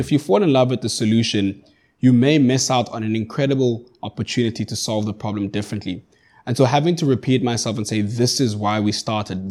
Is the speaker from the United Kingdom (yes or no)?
no; Johannesburg, Gauteng, South Africa; moved away as an adult; now in Cape Town, South Africa; I grew up in Johannesburg. I, I currently reside in Cape Town.